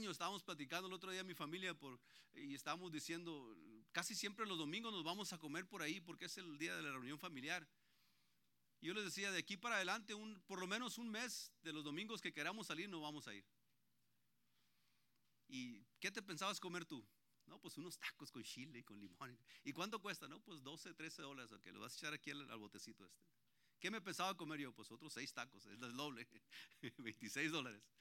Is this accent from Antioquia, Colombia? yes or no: yes; Antioquia, Colombia; Ahí donde yo vivo ya somos puros paisas. Ahí ya, somos casi todos ya estamos tomando terreno ahí.